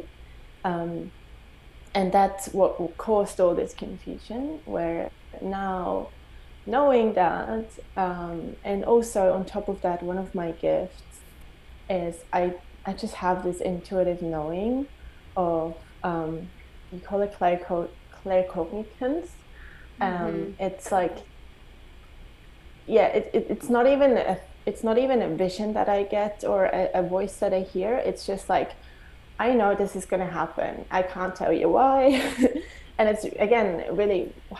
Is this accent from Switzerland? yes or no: yes; Switzerland; I grew up in Switzerland. I never felt home within my country